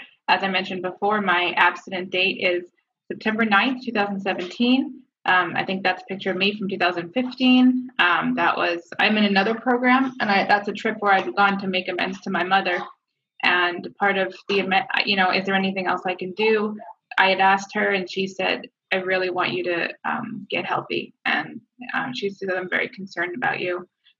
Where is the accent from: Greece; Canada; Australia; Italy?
Canada; I'm Canadian, so we moved around up there